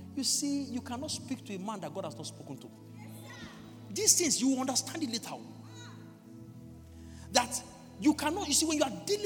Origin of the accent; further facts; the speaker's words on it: Lagos, Nigeria; moved away; I grew up in Lagos